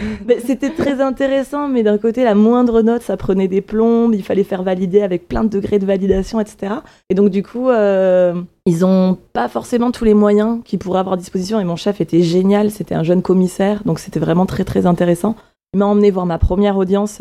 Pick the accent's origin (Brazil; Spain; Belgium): Spain; A Coruña, Galicia; now in France; je suis née en Galice, en Espagne